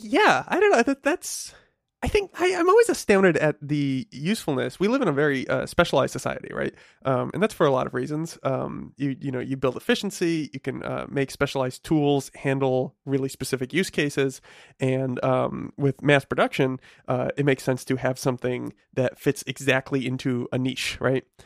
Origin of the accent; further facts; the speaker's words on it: New England, United States; I grew up in New England and, um, uh, you know, it gets quite cold